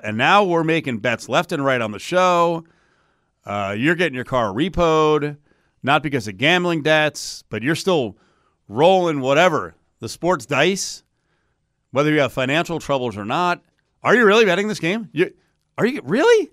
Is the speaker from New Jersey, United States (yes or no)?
yes; New Jersey, United States; now in Las Vegas, United States; I'm from the Garden State